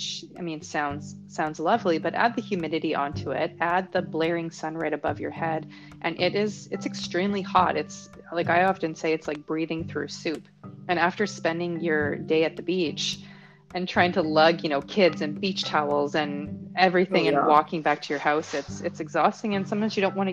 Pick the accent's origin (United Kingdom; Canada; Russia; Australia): Canada; moved away as an adult; now in Panama; I'm Canadian, and in Canada, elementary school is first grade through sixth grade.